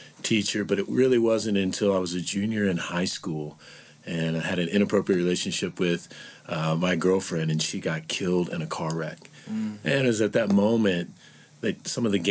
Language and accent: English; Springfield, Missouri, United States; also born or lived in Mexico, Missouri; now in Fort Worth, United States; I'm originally from Springfield, Missouri. Well, actually, if I started back from there, I'm from Mexico, Missouri, which is not far from Ferguson